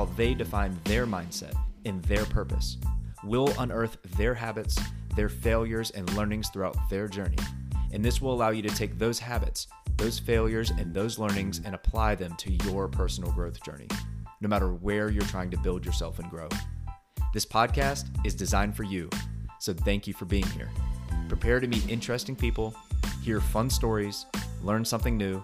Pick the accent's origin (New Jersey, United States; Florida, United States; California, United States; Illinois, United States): Florida, United States; born in Florida